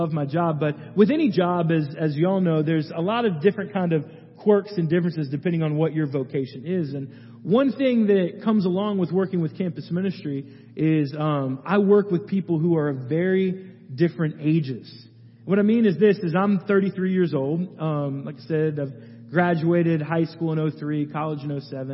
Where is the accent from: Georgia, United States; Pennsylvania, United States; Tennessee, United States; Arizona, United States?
Georgia, United States; Gwinnett County, Atlanta; also born or lived in Athens, Georgia; I grew up in Gwinnett County, other side of Atlanta